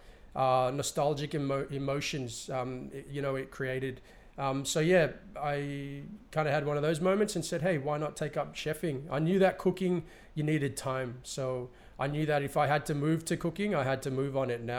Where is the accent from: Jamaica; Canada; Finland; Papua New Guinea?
Papua New Guinea; New Ireland; moved away; also born or lived in Sydney, Australia / Hong Kong / London, United Kingdom / East New Britain; I'm from Barakah, New Island province